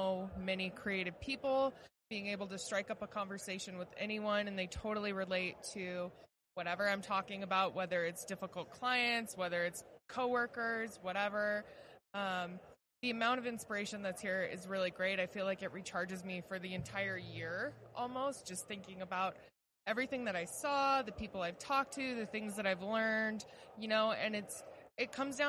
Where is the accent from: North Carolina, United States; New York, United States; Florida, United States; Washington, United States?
Washington, United States; Seattle; I'm from Seattle, Washington.